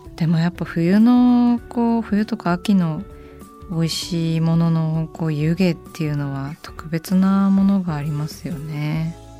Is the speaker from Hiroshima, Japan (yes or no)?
no; Saitama, Japan; 私埼玉出身でまああの細かく言うと与野とか大宮とか浦和とかが近い、あの地域に住んでいたので